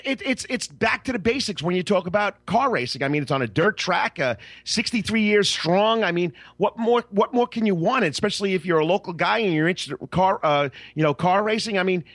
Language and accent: English; Long Island, New York, United States; now in Savannah, United States; Freeport Raceway, where I grew up on Long Island